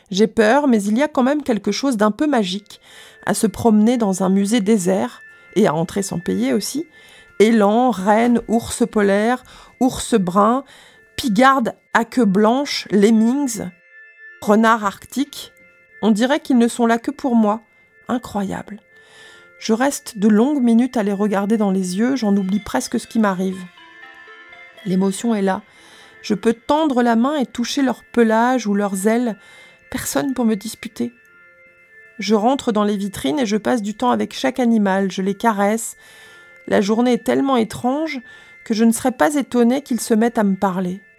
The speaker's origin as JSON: {"language": "French", "country": "France", "said": "euh, je suis français, je ne parle pas ta langue"}